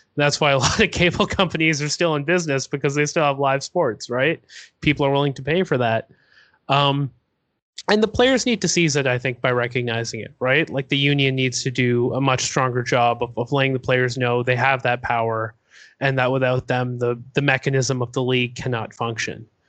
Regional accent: Toronto, Ontario, Canada; I'm from Toronto

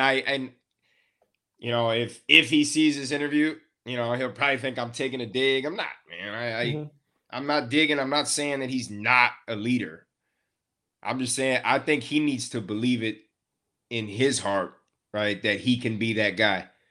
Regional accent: West Texas, United States; I'm from West Texas

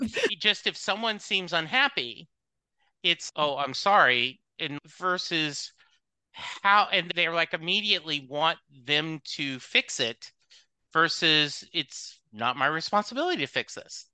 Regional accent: the South, United States; I was raised in the South

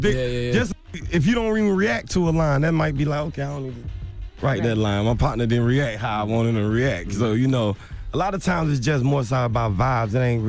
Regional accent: Atlanta, Georgia, United States; I'm from Atlanta, bro. I know black people, really.

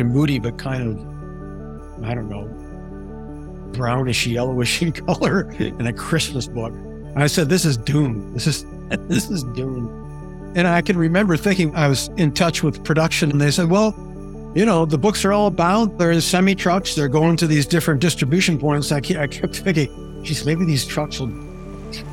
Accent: Grand Rapids, Michigan, United States; Grand Rapids, my hometown

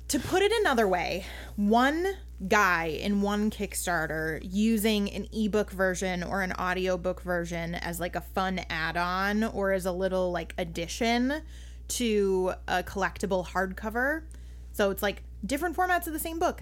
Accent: Minnesota, United States; I'm Minnesotan

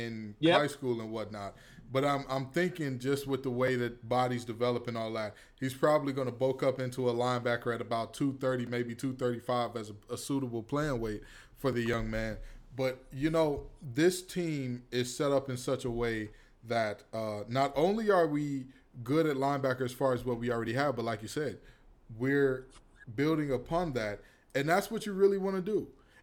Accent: the North, United States; As a Northerner, I did not know that these things existed.

